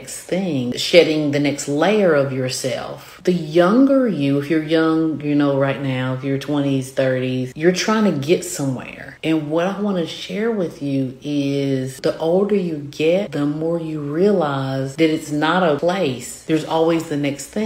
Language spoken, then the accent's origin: English; the South, United States; accent: southern; My southern accent